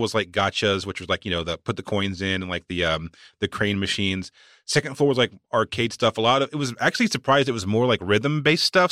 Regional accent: Walnut Cove, North Carolina, United States; born or raised there; moved away

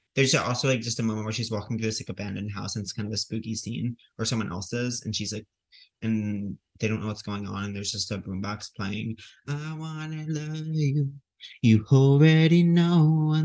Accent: Huntington, New York, United States; moved away; Huntington's like my hometown

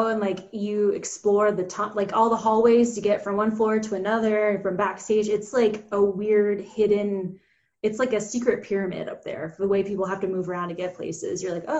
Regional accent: Atlanta, Georgia, United States; moved away as an adult; Yes, I grew up in Atlanta like my whole life, pretty much lived there until college, and now I'm anywhere money takes me.

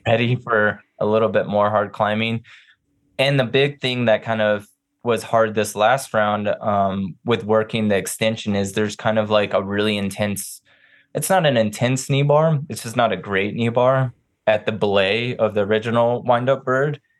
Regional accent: New Mexico, United States; moved away as an adult; being back in New Mexico, I grew up here.

